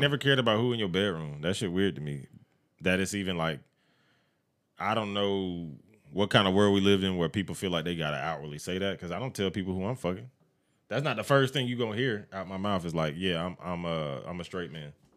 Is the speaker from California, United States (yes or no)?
no; Evans, Georgia, United States; I grew up in Evans or whatever the fuck. I grew up Columbia County